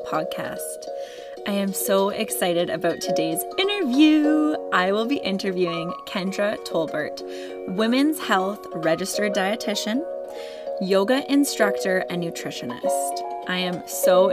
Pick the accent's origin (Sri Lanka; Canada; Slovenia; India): Canada; also born or lived in Ontario; I'm Canadian, so I can handle snow, but over here in Ontario, we get our snow.